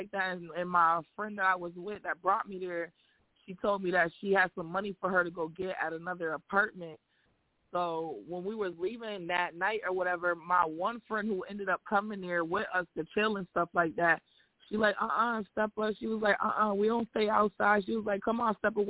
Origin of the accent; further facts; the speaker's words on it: Syracuse, New York, United States; I'm from Syracuse, New York